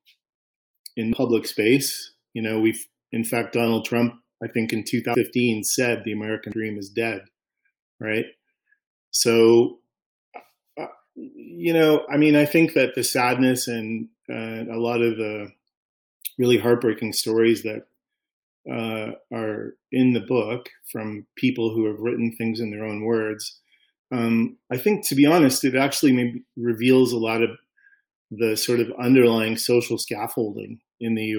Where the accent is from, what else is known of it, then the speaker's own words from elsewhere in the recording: Canada; as a Canadian